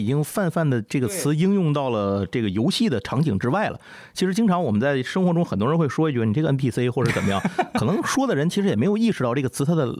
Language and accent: Chinese; Tianjin, China